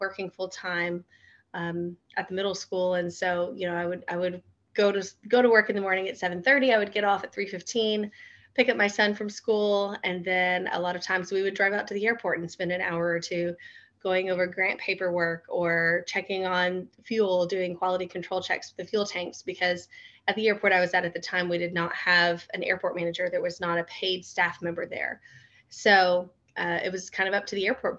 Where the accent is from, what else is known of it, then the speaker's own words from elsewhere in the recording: Florida, United States; now in Kentucky, United States; I grew up in Florida, so everything was pretty flat and level.